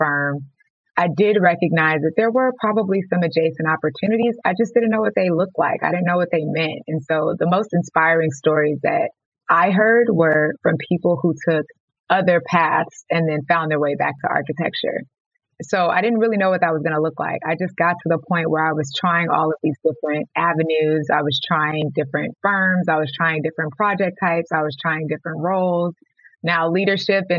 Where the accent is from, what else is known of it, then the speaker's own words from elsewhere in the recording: Houston, Texas, United States; moved away as an adult; also born or lived in Los Angeles; I moved back to my hometown of Houston, Texas